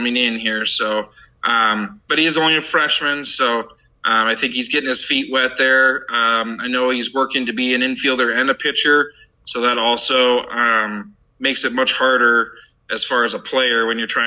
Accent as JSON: {"language": "English", "town": "Elizabeth", "region": "Illinois", "country": "United States", "tie": "born or raised there", "also_born_or_lived": "Decorah, Iowa", "said": "I was born and raised in Elizabeth, Illinois"}